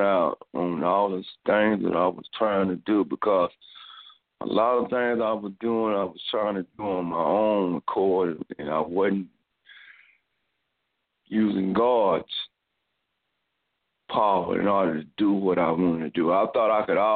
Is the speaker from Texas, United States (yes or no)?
yes; Dallas, Texas, United States; we grew up in South Dallas